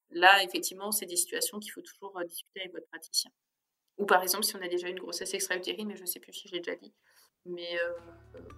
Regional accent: Grand Est, France; d'origine, j'avais envie de vous faire euh, une recette alsacienne, mais vraiment à la façon des grands-mères alsaciennes.

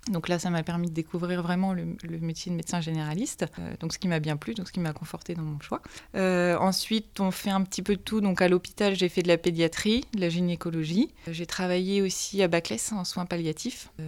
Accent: Manche, Normandy, France; moi, je suis originaire de la Manche, un petit village à côté de l'Aïe du Puy. J'ai toujours voulu rester là

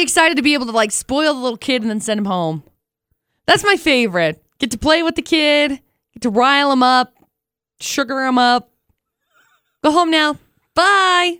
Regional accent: Tremonton, Utah, United States; I grew up in Tremont

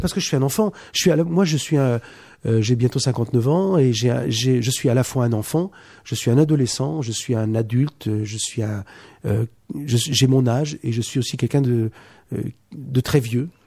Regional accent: Poitiers, Nouvelle-Aquitaine, France; chez moi, de Poitiers. On est tous de Poitiers.

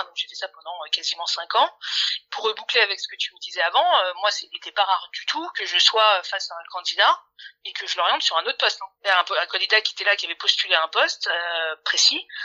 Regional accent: Paris, Île-de-France, France; j'avais jamais quitté Paris. Je suis parisienne. Hein, mmh je suis née, grande ici.

